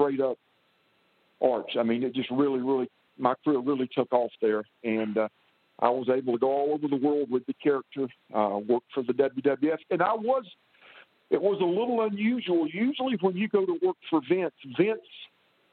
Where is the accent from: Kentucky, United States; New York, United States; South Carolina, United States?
South Carolina, United States; Columbia; came back to South Carolina, and went through a school here in Columbia, my hometown